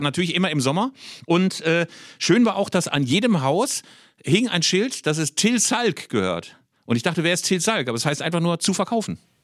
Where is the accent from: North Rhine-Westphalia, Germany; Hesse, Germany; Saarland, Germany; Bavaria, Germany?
North Rhine-Westphalia, Germany; Bielefeld; mit meiner Bielefelder Familie